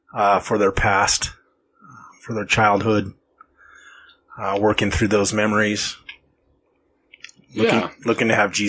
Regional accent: Lemmon Valley, Nevada, United States; For most of it, we were lower income. I grew up in Lemon Valley in a trailer park on a dirt road.

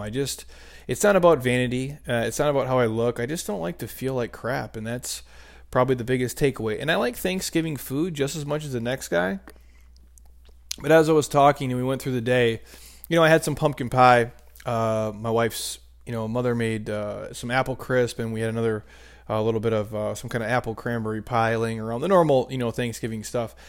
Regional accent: Minnesota, United States; I grew up in Minnesota

